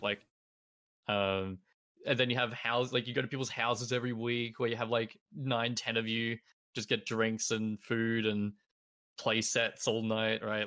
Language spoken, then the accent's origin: English; three hours from Melbourne, rural Victoria, Australia; moved away as an adult; now in Melbourne, Australia; back where I used to live in my hometown